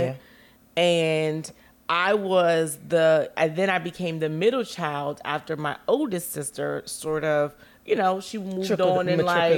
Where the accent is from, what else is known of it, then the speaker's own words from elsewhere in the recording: Washington, District of Columbia, United States; I grew up in Congress Park, South East DC